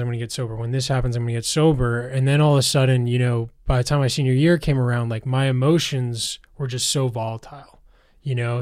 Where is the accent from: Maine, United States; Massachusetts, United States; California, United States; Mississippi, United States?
Massachusetts, United States; outside of Boston; I grew up outside of Boston